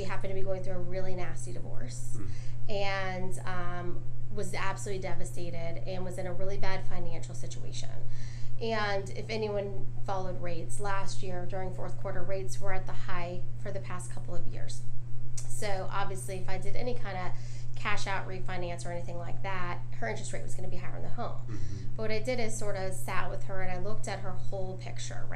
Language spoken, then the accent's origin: English; Dunwoody, Georgia, United States; also born or lived in Atlanta; I was born in Atlanta and grew up in Dunwoody